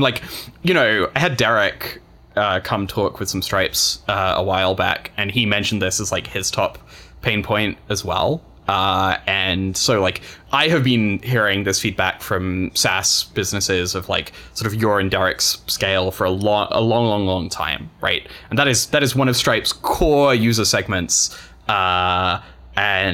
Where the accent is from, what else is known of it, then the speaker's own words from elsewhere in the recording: United Kingdom; being British and gay